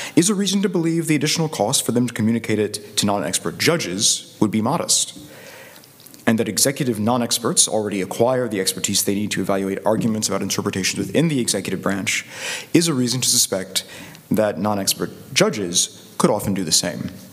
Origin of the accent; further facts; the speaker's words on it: Chattanooga, Tennessee, United States; I'm from Chattanooga, Tennessee.